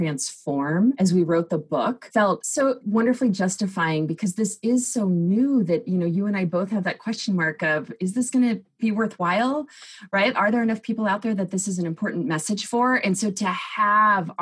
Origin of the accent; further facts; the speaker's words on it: Southern California, United States; now in Seattle, United States; I live in Seattle, Washington in the US, but I grew up in Southern California